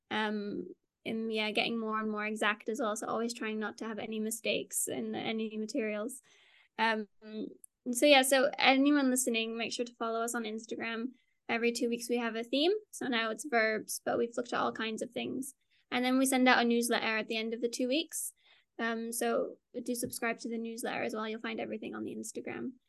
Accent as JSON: {"language": "English", "country": "Singapore", "tie": "born or raised there", "also_born_or_lived": "Netherlands", "first_language": "Dutch", "said": "So I grew up in Singapore. And, and so oh. it was just at home we spoke Dutch, and then everywhere else spoke English."}